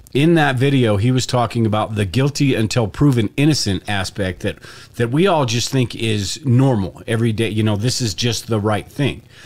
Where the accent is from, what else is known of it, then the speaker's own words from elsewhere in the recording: United States; the privileges and the stuff that I've had from being an American